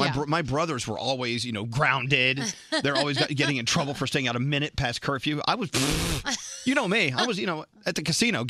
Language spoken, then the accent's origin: English; Texas, United States; now in New York, United States; Remember when I first moved to New York, being from Texas and all? You know, yeah. We talk a little differently there.